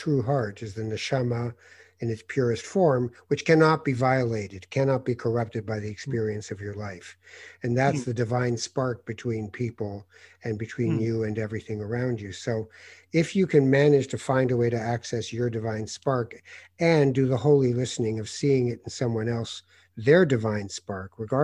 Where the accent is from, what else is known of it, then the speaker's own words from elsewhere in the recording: Tangier, Tanger-Tetouan-Al Hoceima, Morocco; moved away; I was born in Tangiers in Morocco. I'm from North Africa